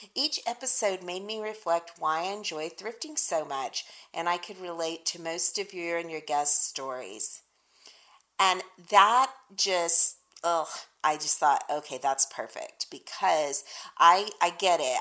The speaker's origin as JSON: {"language": "English", "region": "Texas", "country": "United States", "said": "I'm from Texas, y'all, so that's like deep winter where I'm from."}